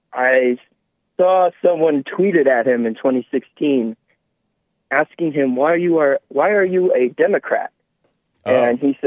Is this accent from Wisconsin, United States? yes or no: yes; Wisconsin, United States; now in Boulder, United States; I'm from Wisconsin, so that's why you hear that accent.